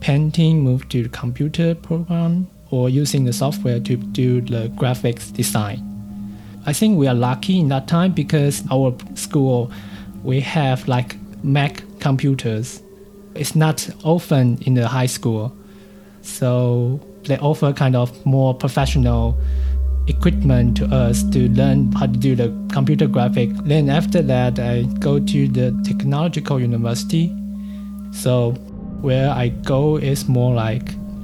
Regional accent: Taipei, Taiwan; English is a second language; moved away as an adult; now in Germany; I grew up in the Taipei City, what we call now New Taipei City, just around these two cities

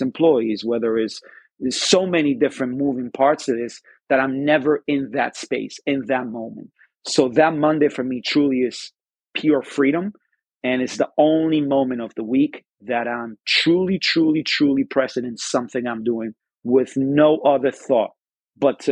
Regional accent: Spain; moved away; I'm from Spain, so I'm always going to have a Spanish influences when I cook

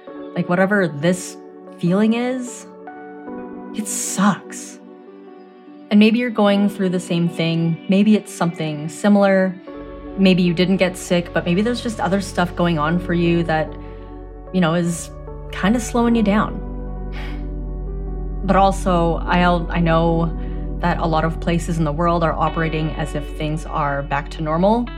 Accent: Canada; I am a Canadian-born Asian

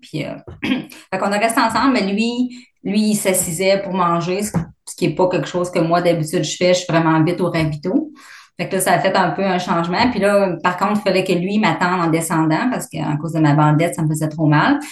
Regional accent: Abitibi, Quebec, Canada; moved away as an adult; also born or lived in Vancouver / Fort McMurray; now in Calgary, Canada; je suis originaire de la labitibi

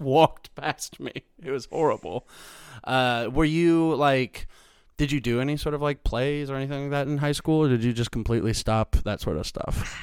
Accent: Missouri, United States; moved away as an adult; also born or lived in Chicago; now in Los Angeles, United States; I'm from Missouri

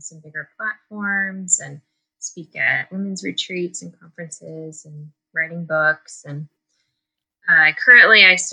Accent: D.C., Maryland, United States; moved away as an adult; also born or lived in Georgia / Florida; I grew up in Maryland outside of Washington, D.C.

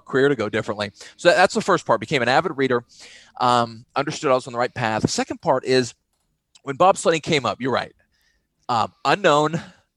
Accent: Texas, United States; growing up in Texas

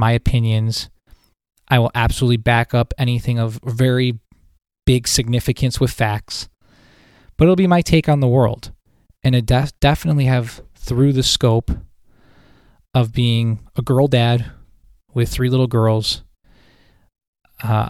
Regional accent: Buffalo, New York, United States; now in Syracuse, United States; I'm originally from Buffalo, New York. I now live in Syracuse, New York.

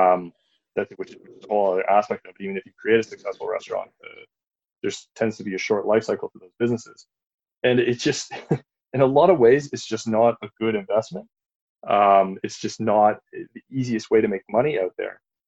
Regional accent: Belleville, Ontario, Canada; I grew up in the Belleville area, which is right near Prince Edward County

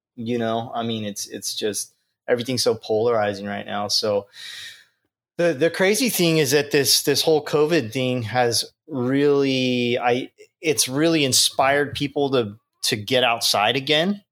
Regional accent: Long Beach, California, United States; growing up in Long Beach and growing up on the West Coast here on the beach

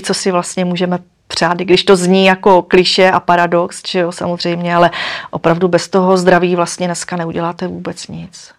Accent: Moravia, Czechia; jsem holka z Moravy

